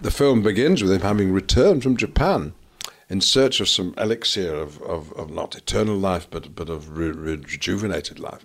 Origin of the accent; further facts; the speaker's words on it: Lancashire, North West England, United Kingdom; I'm from Lancashire